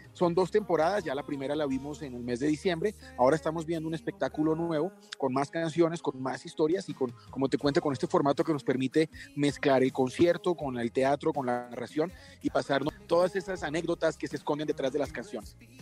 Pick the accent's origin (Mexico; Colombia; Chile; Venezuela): Colombia; en mi país